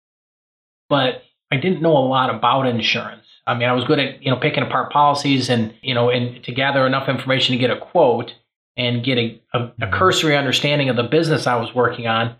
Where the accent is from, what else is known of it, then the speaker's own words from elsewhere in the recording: Chicago, Illinois, United States; moved away as an adult; now in Michigan, United States; where I grew up in a kind of a rougher neighborhood outside, right outside Chicago.